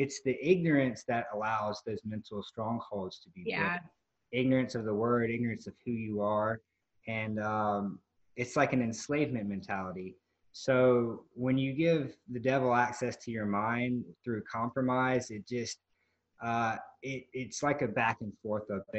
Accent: Mississippi, United States; moved away as an adult; now in Destin, United States; We were kind of landlocked because we grew up in Mississippi

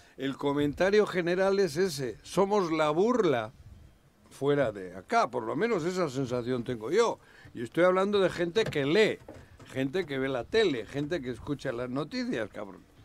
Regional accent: Cuernavaca, Morelos, Mexico; de Cuernavaca, de, Morelos, porque saben que estoy aquí, que soy de aquí

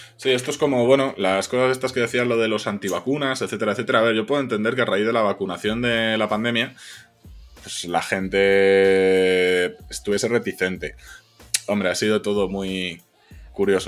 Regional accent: Zamora, Castile and León, Spain; yo que soy de Zamora

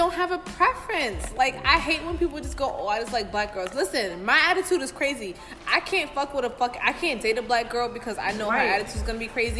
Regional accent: New York City, New York, United States; also born or lived in Manhattan; I'm born in Manhattan, but I was raised in the Bronx.

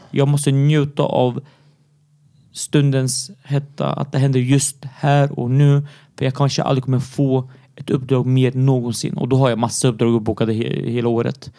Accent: Syria; now in Sweden; jag är syrian och är född i Syrien

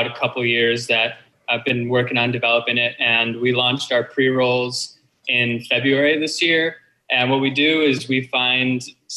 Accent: Detroit, Michigan, United States; moved away as an adult; also born or lived in Southern California; now in California, United States; So I was born in Southern California, but I mostly grew up in Detroit, in the Detroit area in Michigan.

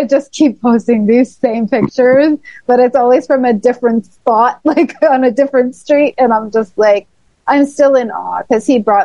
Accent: Toronto, Ontario, Canada; In Toronto, in my hometown

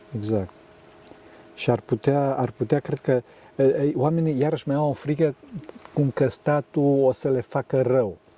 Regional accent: Transylvania, Romania; eu sunt din Transilvania

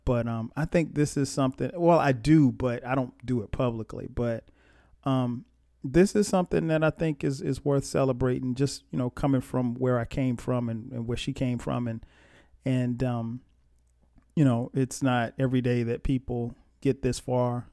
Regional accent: Florence, South Carolina, United States; also born or lived in East Orange, New Jersey; I was born in East Orange, New Jersey. And, um, but I grew up in Florence, South Carolina

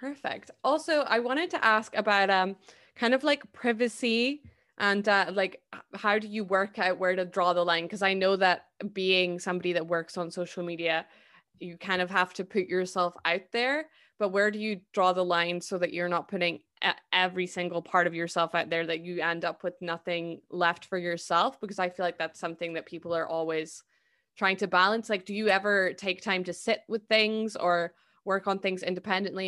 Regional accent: Scotland, United Kingdom; I'm Scottish

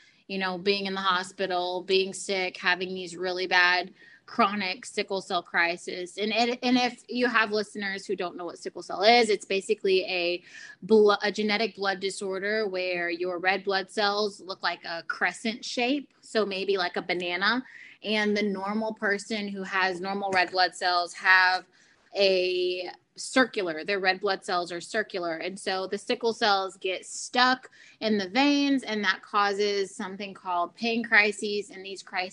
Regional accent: Houston, Texas, United States; I was born in Houston, Texas, to the parents of Cheryl and Mark

